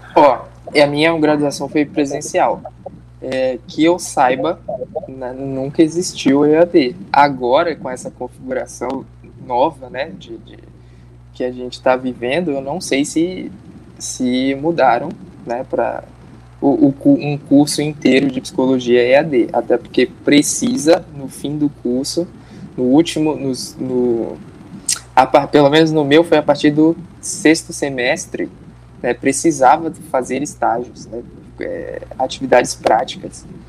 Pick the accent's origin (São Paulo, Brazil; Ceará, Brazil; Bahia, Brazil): Bahia, Brazil; now in Mato Grosso do Sul, Brazil; eu nasci na Bahia, né? Então eu tô acostumado com calor, mas eu tô morando agora no Mato Grosso do Sul